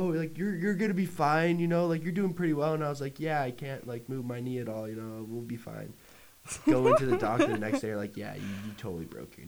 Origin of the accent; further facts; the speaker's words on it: Collinwood Heights, Utah, United States; I'm from Collinwood Heights, Utah. I lived there like my entire life in the exact same house